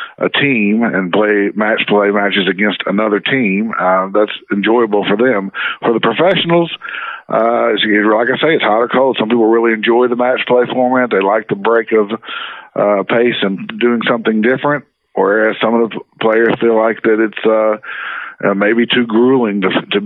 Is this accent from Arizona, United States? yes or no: no; Arkansas, United States; back when I was a kid, I grew up in the Natural State